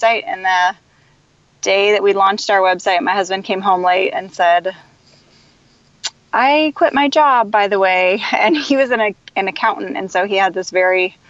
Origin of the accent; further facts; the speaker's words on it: Kansas City, Missouri, United States; I grew up in Kansas City.